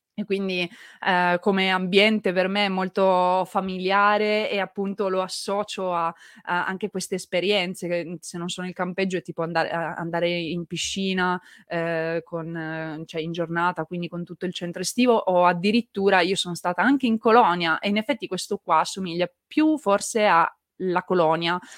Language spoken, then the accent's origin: Italian; Turin, Piedmont, Italy; Io sono piemontese, partivo da Torino